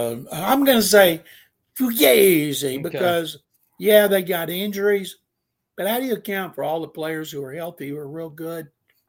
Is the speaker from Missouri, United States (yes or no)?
no; Houston, Texas, United States; I'm from Houston.